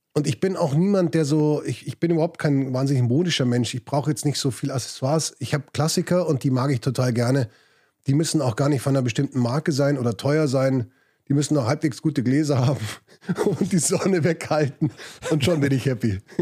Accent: Munich, Bavaria, Germany; also born or lived in England / Spain; Ich bin in München aufgewachsen

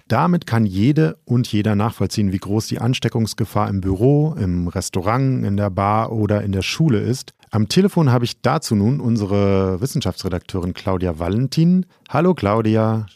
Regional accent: Düsseldorf, North Rhine-Westphalia, Germany; ich als gebürtiger Düsseldorfer

